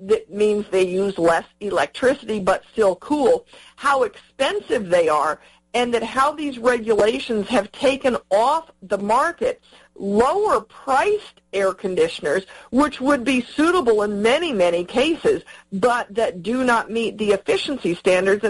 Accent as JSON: {"language": "English", "region": "Southern California", "country": "United States", "tie": "born or raised there", "moved": "as an adult", "said": "I lived there for 20 years, went to high school and college in California, Southern California."}